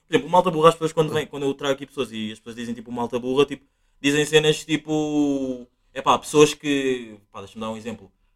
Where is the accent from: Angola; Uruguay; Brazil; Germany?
Angola; now in Portugal; nós sendo, tipo, sendo angolano